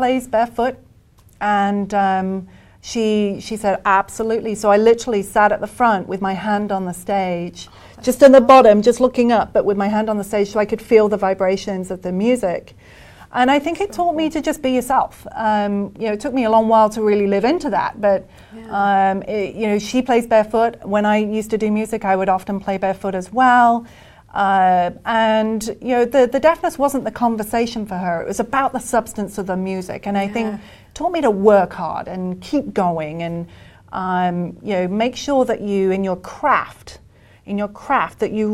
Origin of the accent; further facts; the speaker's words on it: Birmingham, West Midlands, United Kingdom; moved away as an adult; now in United States; I'm British